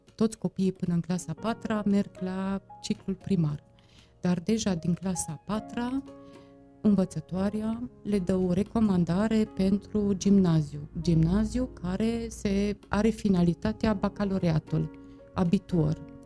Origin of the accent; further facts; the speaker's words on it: Târgu Mureș, Mureș County, Romania; eu am copilărit aici, în Târgu Mureș